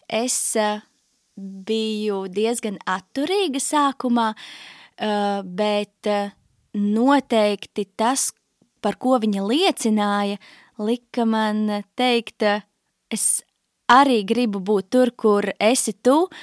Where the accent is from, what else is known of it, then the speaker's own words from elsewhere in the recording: Riga, Latvia; 27 gadi nu jau. Uh, es nāku no Rīgas, tur arī esmu pavadījusi visu savu dzīvi.